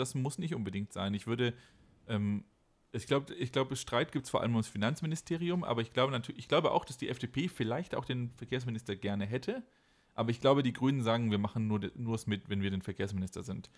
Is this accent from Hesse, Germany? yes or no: no; Baden-Württemberg, Germany; now in Rhineland-Palatinate, Germany; ich bin ja schon gebürtiger Baden-Württemberger, aber ich wohne jetzt in Rheinland-Pfalz